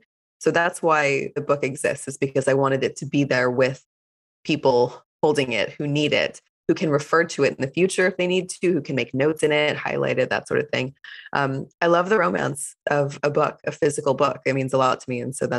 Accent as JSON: {"language": "English", "town": "Fort Worth", "region": "Texas", "country": "United States", "tie": "born or raised there", "said": "I grew up in the US in Fort Worth, Texas, which is a small-ish city, but I wouldn't call it a small town at all. And I grew up in a conservative Jewish household"}